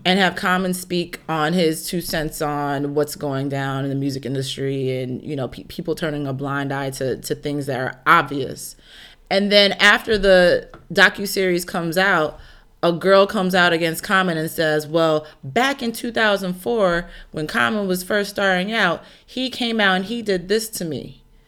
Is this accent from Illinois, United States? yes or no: yes; Chicago, Illinois, United States; I'm also from Chicago